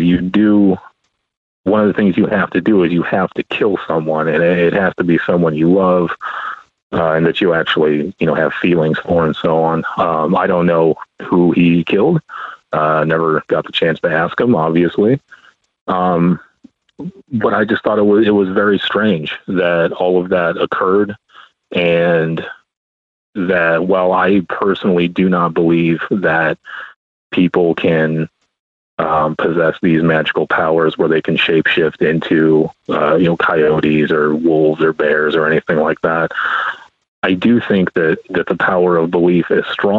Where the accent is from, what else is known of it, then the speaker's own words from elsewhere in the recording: Arizona, United States; I'm from Arizona